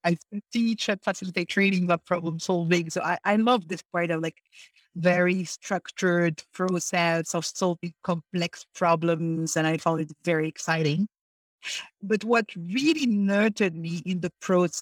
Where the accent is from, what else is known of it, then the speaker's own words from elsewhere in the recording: Morocco; moved away as an adult; I left Morocco as my home country